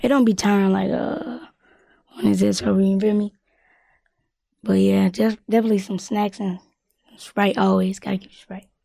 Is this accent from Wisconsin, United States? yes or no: no; Louisville, Kentucky, United States; also born or lived in Ohio; I'm from Louisville, K Y, but born in Ohio